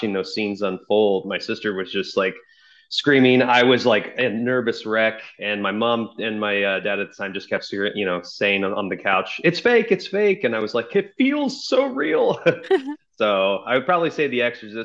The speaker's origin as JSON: {"language": "English", "town": "Dayton", "region": "Ohio", "country": "United States", "also_born_or_lived": "Chicago, Illinois", "moved": "yes", "lives_now": "Los Angeles, United States", "said": "I'm originally from Dayton, Ohio"}